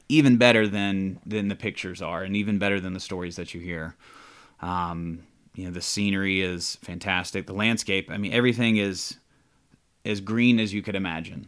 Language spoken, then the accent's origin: English; Atlanta, Georgia, United States; moved away as an adult; now in Charlotte, United States; I'm originally from Georgia. I was born in South Georgia, grew up in Atlanta.